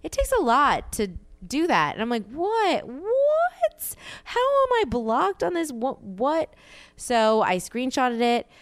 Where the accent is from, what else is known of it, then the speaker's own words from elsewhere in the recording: the South, United States; I'm from the South